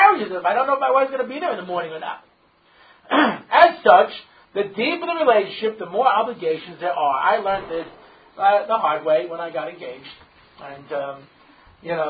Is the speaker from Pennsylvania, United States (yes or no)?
no; New York, United States; I grew up in New York